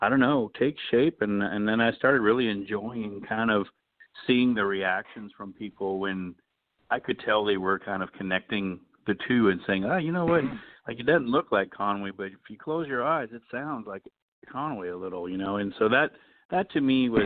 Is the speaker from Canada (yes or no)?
yes; Sudbury, Ontario, Canada; moved away as an adult; now in Nashville, United States; my hometown in Sudbury